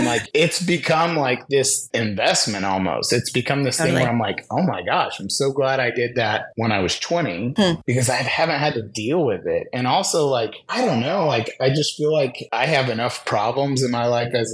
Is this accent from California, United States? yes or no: yes; San Diego, California, United States; in San Diego with a lot of my hometown friends